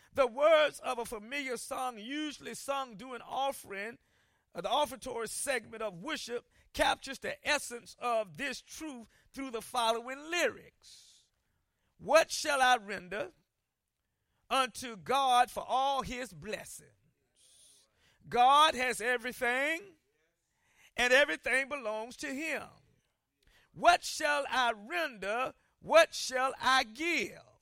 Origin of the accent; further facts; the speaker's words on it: Columbia, South Carolina, United States; growing up in Columbia, South Carolina, I lived near some projects